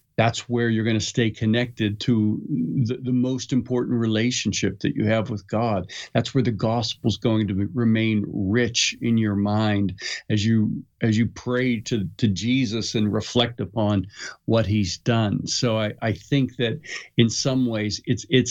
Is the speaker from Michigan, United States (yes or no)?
no; Pittsburgh, Pennsylvania, United States; I grew up in Pittsburgh and we used to have school closed, you know, constantly because of snow